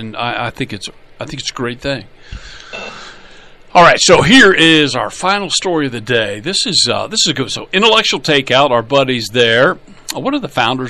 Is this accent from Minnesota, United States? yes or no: yes; Minnesota, United States; My home state, for example, Minnesota, is close to enshrining abortion rights in the state law.